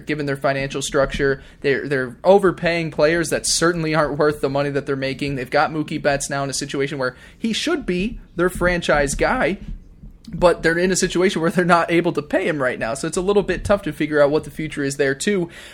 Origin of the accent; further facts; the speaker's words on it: New York, United States; being a New Yorker